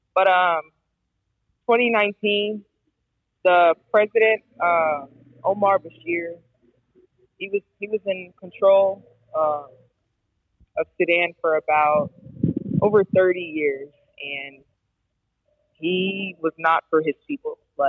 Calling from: Poland; I'm calling from Poland.

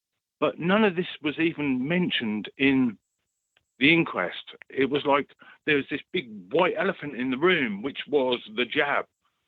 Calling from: East of England, United Kingdom

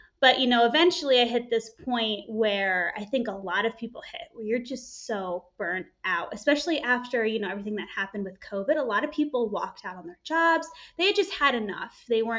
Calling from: Los Angeles, California, United States; Calling from California, good old Los Angeles.

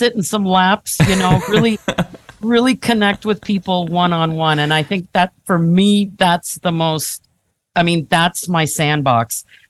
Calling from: Hamilton, Ontario, Canada; So I'm joining you from the lovely city of Hamilton.

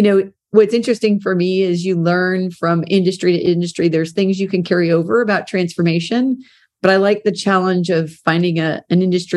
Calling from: Charlotte, North Carolina, United States; Oh, I'm dialing in today from Charlotte, North Carolina.

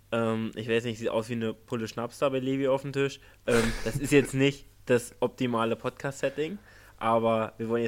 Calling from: Jena, Thuringia, Germany; ich bin aus Jena zugeschaltet

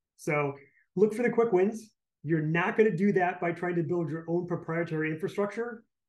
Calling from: Detroit, Michigan, United States; I am calling in from sunny, actually more like rainy, Detroit, Michigan.

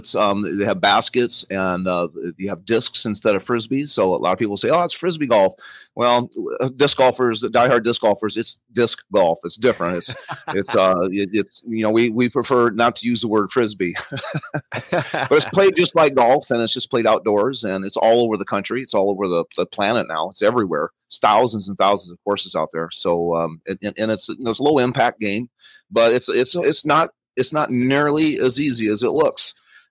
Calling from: Jicalillo, Nicaragua; I'm in Nicaragua. I'm in Jicalillo, Nicaragua. I have a disc golf course down here and a small farm.

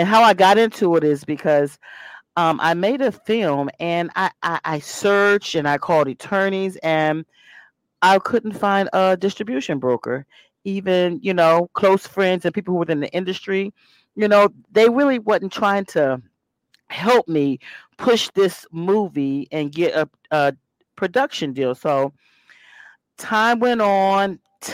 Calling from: Alexandria, Virginia, United States; First of all … I'm tuned in from Alexandria, Virginia.

